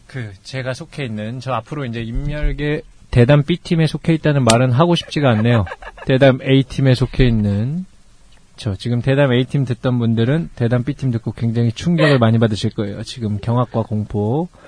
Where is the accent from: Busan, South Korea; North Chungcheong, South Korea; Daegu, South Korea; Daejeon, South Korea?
Busan, South Korea; accent: Busan dialect; 제가 집이 저도 부산 출신인데 3차에서 나도 모르게 사투리를 한번 써서